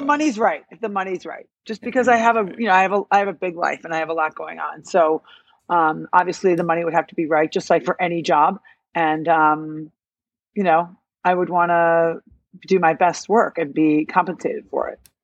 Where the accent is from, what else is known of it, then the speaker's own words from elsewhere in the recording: Illinois, United States; now in New York, United States; I'm from Illinois, I'm not from New York.